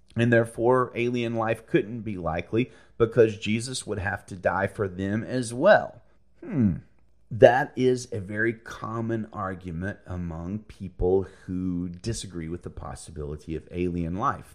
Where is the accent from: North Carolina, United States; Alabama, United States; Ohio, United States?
Alabama, United States; I'm from Alabama